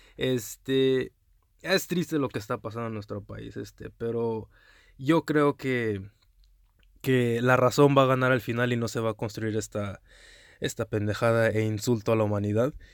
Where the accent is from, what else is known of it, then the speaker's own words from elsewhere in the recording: United States; also born or lived in Mexico; now in Houston, United States; aquí ya otra vez en mi país nativo de los Estados Unidos, en Houston, Texas